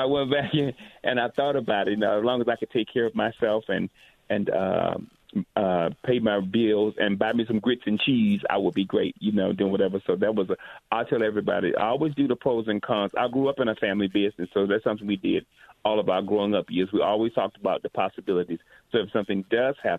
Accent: Alabama, United States; moved away as an adult; also born or lived in Montgomery, Alabama; now in Atlanta, United States; I grew up in Alabama

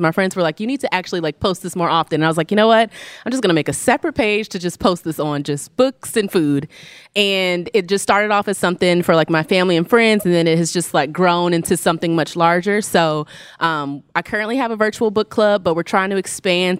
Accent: Richmond, Virginia, United States; I'm from Richmond

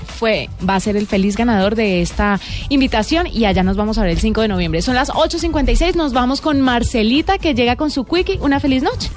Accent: Colombia; los colombianos que nos gusta tanto el café

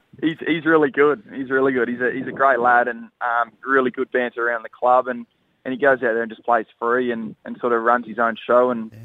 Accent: Newcastle, New South Wales, Australia; I'm from Newcastle.

